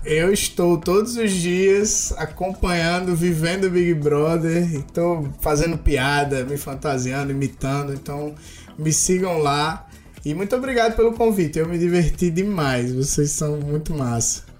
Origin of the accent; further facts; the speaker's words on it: Northeast Region, Brazil; eu sou nordestino